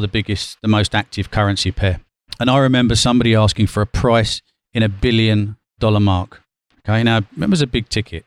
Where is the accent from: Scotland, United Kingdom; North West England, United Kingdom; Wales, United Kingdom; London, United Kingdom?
London, United Kingdom; moved away as an adult; also born or lived in Athens, Greece; as a Londoner